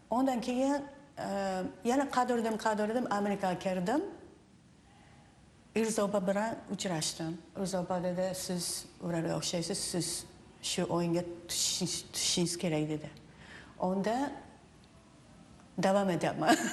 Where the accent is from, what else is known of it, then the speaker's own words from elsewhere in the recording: Japan; Uzbek is a second language; also born or lived in Uzbekistan; now in Seattle, United States; yapon raqslarni yaxshi bilaman chunki o'sha o'sha yerda tug'ilganman va o'sdim